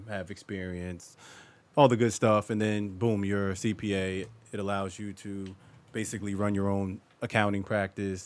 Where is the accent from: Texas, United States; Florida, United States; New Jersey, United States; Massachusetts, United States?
New Jersey, United States; Willingboro; From Willenboro, born and raised